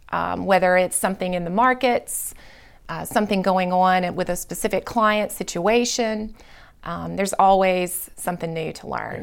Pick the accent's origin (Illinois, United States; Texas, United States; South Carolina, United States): South Carolina, United States; moved away as an adult; now in Birmingham, United States; I'm from South Carolina originally